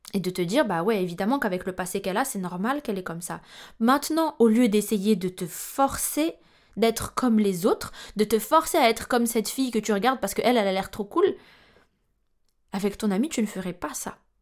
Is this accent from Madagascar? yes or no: yes; Madagascar; je suis malgache